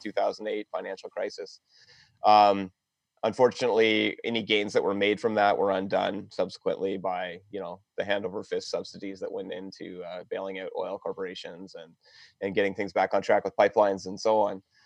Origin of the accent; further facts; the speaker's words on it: London, Ontario, Canada; moved away as an adult; I was born in London, Ontario. Um, growing up here, couldn't wait to leave